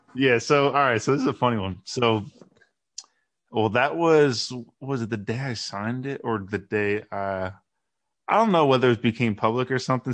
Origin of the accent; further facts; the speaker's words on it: New Jersey, United States; moved away as an adult; now in Baltimore, United States; we're from New Jersey